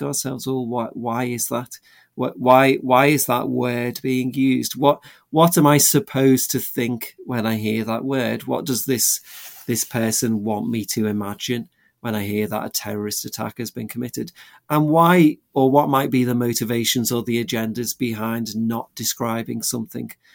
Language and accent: English; England, United Kingdom; I grew up in England